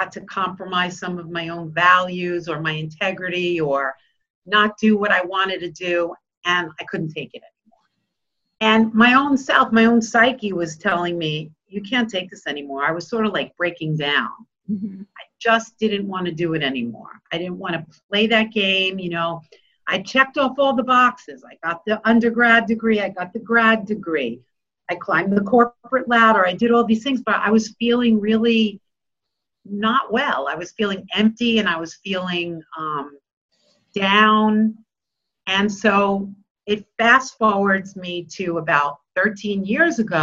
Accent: Bellmore, New York, United States; I grew up in Belmore, went to Kennedy

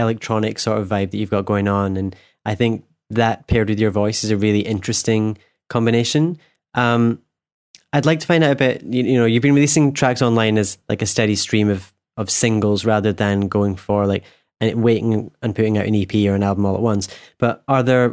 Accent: Scotland, United Kingdom; from Scotland

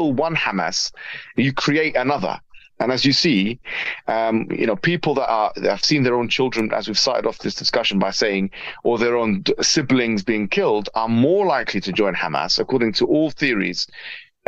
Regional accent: Jordan; moved away; in Jordan, where I'm originally from

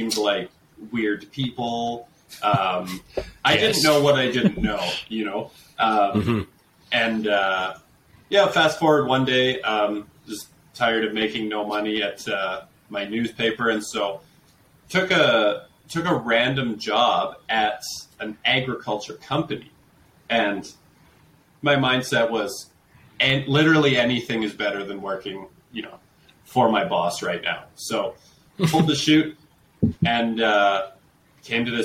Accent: Calgary, Alberta, Canada; I'm a city kid. Like, I'm from Calgary

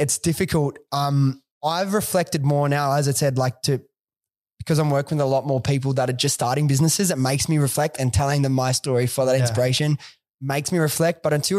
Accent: Sydney, New South Wales, Australia; Dude, I was a kid from Western Sydney. Like I didn't have a lot of like nothing.

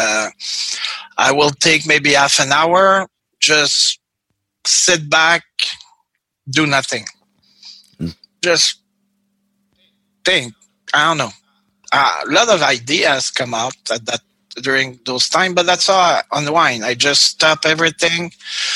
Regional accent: Canada; moved away; also born or lived in Mexicali, Mexico; Being Canadian

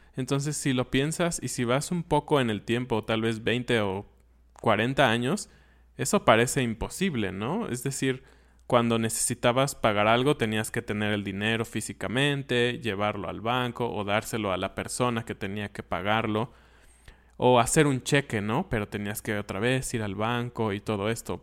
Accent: Mexico; yo lo pienso como mexicano

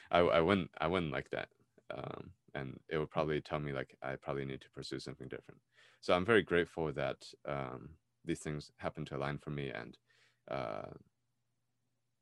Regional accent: United States; I was raised in America, I was born here, I lived here all my life

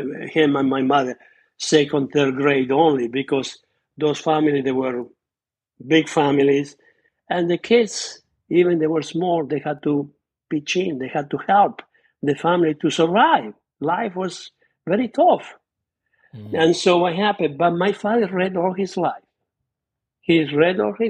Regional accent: Argentina; born or raised there; English is a second language; moved away as an adult; also born or lived in Scauri, Italy; now in United States

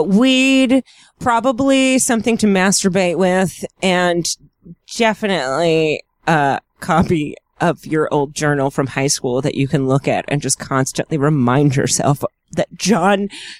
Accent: Florida, United States; I am also actually from Florida.

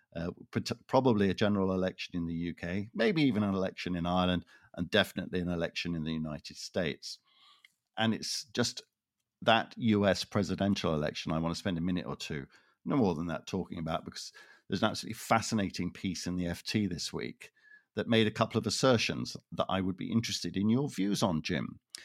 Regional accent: Toronto, Ontario, Canada; moved away; I am originally from Toronto

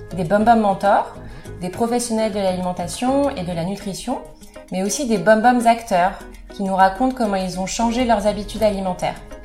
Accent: Compiègne, Hauts-de-France, France; now in Paris, France; je viens de la Picardie, de Compiègne plus précisément

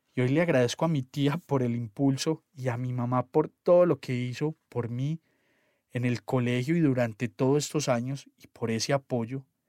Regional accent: Antioquia, Colombia

